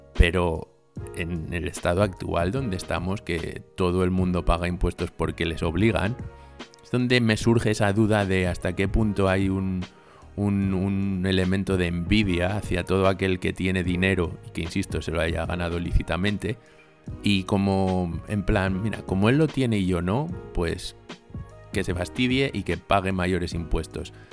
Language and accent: Spanish; Spain; porque soy español